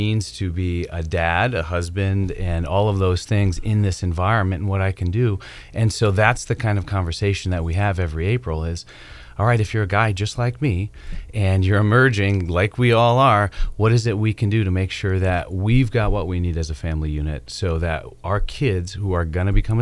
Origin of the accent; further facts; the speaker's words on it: Wisconsin, United States; now in Durham, United States; I'm from Wisconsin.